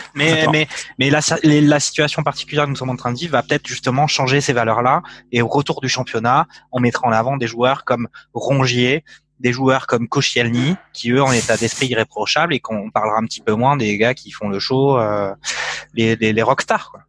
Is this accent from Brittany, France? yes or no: no; Provence-Alpes-Côte d'Azur, France; je suis, de la Provence